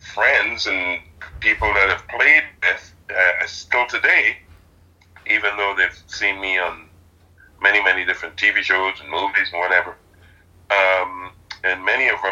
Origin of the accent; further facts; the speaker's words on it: Trinidad & Tobago; now in Canada; I'm originally from Trinidad